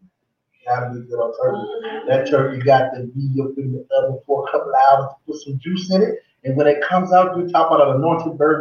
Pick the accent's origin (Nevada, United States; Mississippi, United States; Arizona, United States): Nevada, United States; Las Vegas; This is where I'm from, where I reside